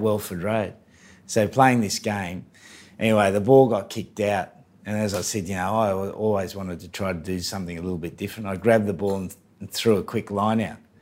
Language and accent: English; New South Wales, Australia; moved away as an adult; now in England; we were the best team in New South Wales from this little working class place